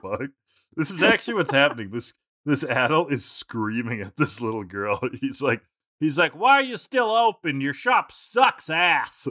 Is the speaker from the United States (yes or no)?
no; Canada; as a Canadian